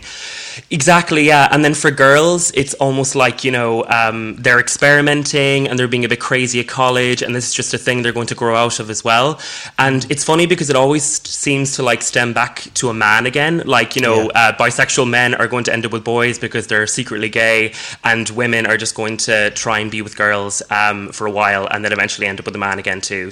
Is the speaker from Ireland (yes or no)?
yes; Galway, Connacht, Ireland; now in Dublin, Ireland; I'm originally from Galway, girls, but um, yeah, trapped in Dublin